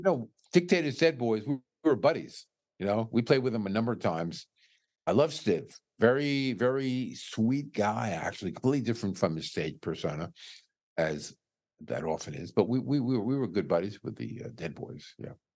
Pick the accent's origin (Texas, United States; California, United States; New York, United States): New York, United States; New York City; I was born and raised in New York City.